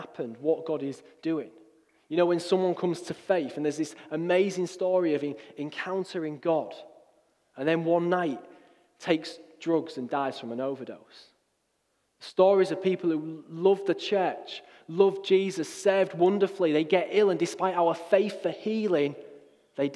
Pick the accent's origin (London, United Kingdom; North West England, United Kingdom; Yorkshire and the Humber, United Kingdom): Yorkshire and the Humber, United Kingdom; Hull; moved away as an adult; also born or lived in Middlesbrough; I grew up in Hull, and at 18, I left the city